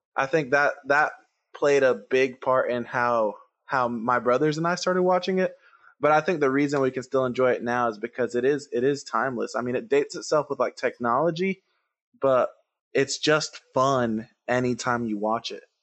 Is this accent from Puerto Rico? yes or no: yes; Puerto Rico; English is a second language; I grew up in Puerto Rico, and I didn't learn to speak English till I was, like, eight years old.